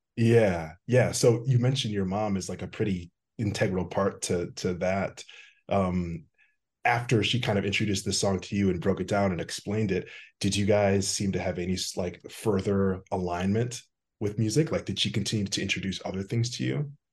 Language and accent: English; Wisconsin, United States; also born or lived in Austin, Texas; now in Chicago, United States; I'm originally from Wisconsin